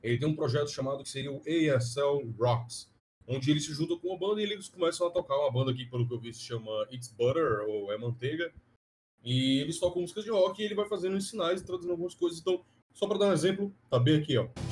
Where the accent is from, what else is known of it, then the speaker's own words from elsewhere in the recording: Fortaleza, Ceará, Brazil; also born or lived in Petrolina; eu sou de Fortaleza, fui pra Petrolina, voltei pra Fortaleza